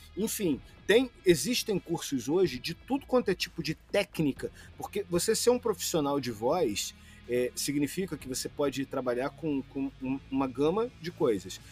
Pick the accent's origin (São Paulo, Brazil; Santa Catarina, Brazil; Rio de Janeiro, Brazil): Rio de Janeiro, Brazil; accent: carioca; Eu, por exemplo, sou carioca